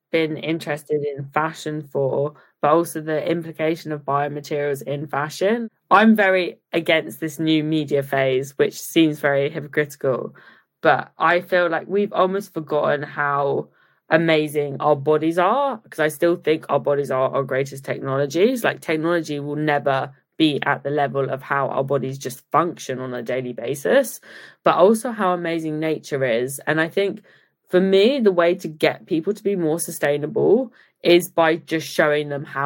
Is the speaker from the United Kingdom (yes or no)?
yes; Leicester, East Midlands, United Kingdom; born there; also born or lived in Oakham / Japan / Italy / Dubai; So I was born in Leicester, moved to Oakham, lived in Japan for 3 years, spent some time in Italy, Dubai. And I think when my dad finally stopped being captain, we moved to Cambridge